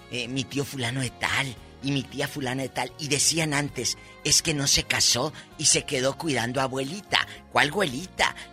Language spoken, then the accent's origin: Spanish; Matamoros, Tamaulipas, Mexico; En mi tierra, eh, Matamoros, Tamaulipas, decimos de tata, pan de lo Juan Macho.